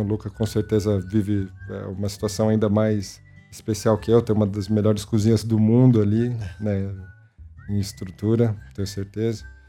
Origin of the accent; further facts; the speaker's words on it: São Paulo, Brazil; Nasci num bairro muito próximo à Vila Medeiros, que é onde a gente vive hoje, onde o Mocotó está há 45 anos. E foi ali que eu me criei